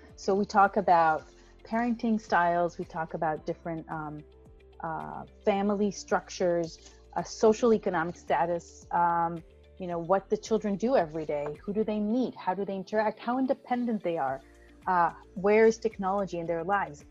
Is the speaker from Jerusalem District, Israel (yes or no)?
no; Tel Aviv, Tel Aviv District, Israel; also born or lived in United States; I'm from Tel Aviv, from Israel